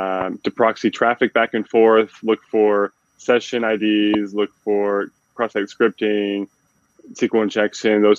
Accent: Utah, United States; moved away as an adult; now in Detroit, United States; born and raised in the Utah area

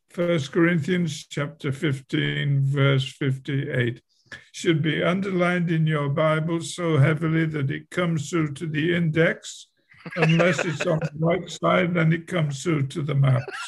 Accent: England, United Kingdom; moved away as an adult; also born or lived in Milwaukee, Wisconsin; I was I was born in England at a very early age

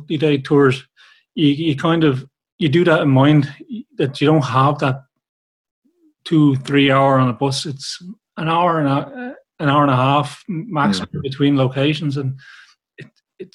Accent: Glendalough, Leinster, Ireland; moved away; I'm originally from Wicklow, a place called Glendalough

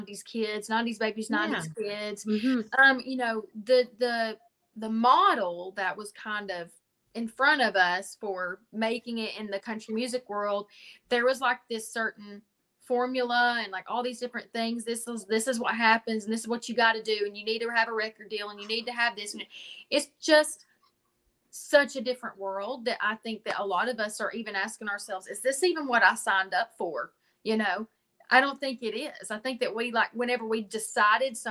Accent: Pigeon Forge, Tennessee, United States; also born or lived in Nashville; I grew up in Pigeon Forge and I sang at Dollywood

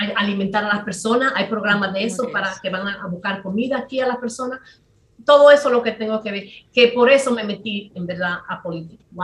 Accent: San Pedro de Macorís, Dominican Republic; moved away as an adult; also born or lived in New York / New Jersey; now in United States; en Macorís, que es de que yo soy

